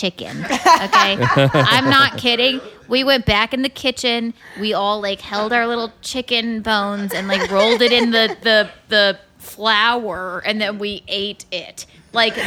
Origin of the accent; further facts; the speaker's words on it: South Carolina, United States; South Carolina